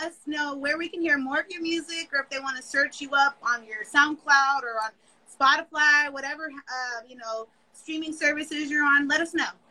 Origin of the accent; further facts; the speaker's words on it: West Coast, United States; I'm from the West Coast